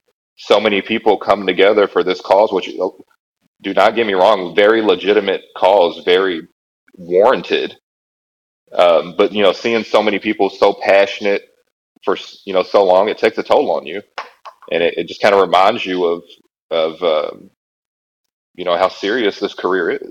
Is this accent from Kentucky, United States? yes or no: yes; Louisville, Kentucky, United States; I was raised in what's referred to as the West End of Louisville